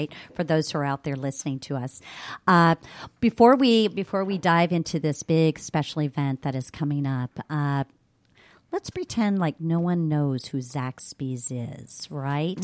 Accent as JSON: {"language": "English", "town": "Cincinnati", "region": "Ohio", "country": "United States", "said": "I'm from Cincinnati, Ohio"}